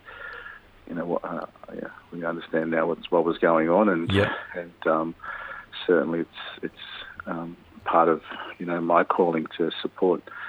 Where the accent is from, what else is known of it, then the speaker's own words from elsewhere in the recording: Mount Isa, Queensland, Australia; also born or lived in Charleville, Queensland; around the 70s, early 80s, I grew up in Mount Isa, went to Kalkadoon High School